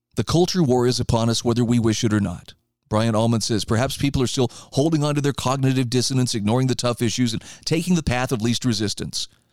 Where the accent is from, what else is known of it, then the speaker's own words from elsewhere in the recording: Idaho, United States; here in my home state of Idaho